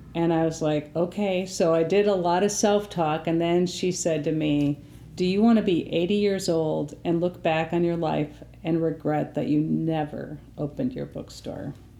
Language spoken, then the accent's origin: English; Appleton, Wisconsin, United States; I grew up in the Appleton, Wisconsin area